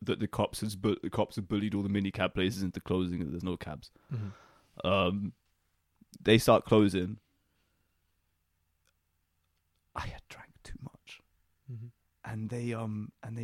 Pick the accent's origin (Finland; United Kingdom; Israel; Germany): United Kingdom; we are British